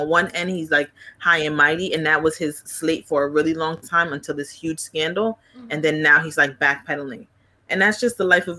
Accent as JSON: {"language": "English", "town": "New York City", "region": "New York", "country": "United States", "tie": "born or raised there", "said": "Because growing up in Flatbush, Brooklyn"}